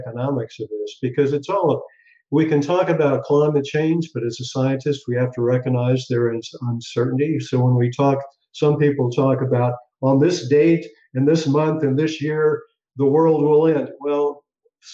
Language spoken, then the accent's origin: English; Tulsa, Oklahoma, United States; I grew up in Oklahoma, actually Tulsa, which when I grew up was the oil capital of the world